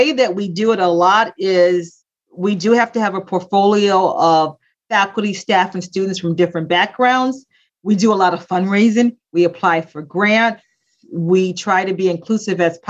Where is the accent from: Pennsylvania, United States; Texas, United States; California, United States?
Pennsylvania, United States; Philadelphia; I grew up in Philadelphia, grew up in the late 60s, early the 70s and the 80s